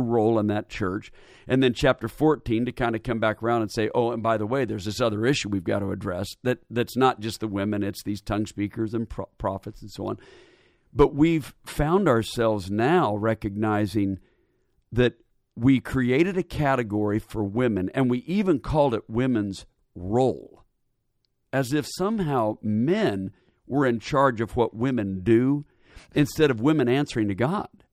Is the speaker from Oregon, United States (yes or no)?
yes; Portland, Oregon, United States; also born or lived in Indiana; now in Atlanta, United States; Born and raised in Portland, Oregon